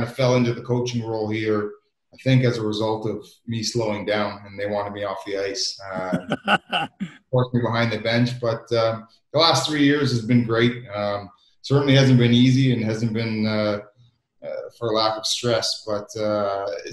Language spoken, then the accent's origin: English; Canada; moved away as an adult; now in Belfast, United Kingdom; as a Canadian growing up